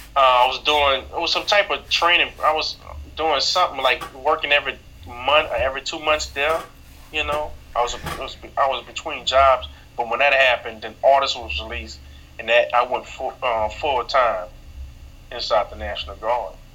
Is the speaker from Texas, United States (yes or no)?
no; New Orleans, Louisiana, United States; born and raised in New Orleans, Louisiana